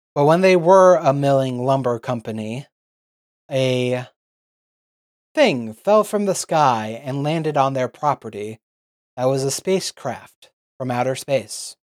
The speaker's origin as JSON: {"language": "English", "country": "United States", "said": "We're American"}